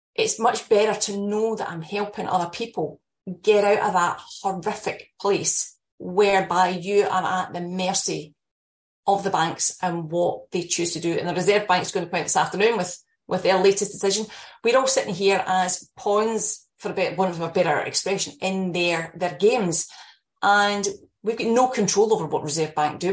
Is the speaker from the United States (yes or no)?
no; Scotland, United Kingdom; moved away; you can probably tell from my accent, I'm, I'm Scottish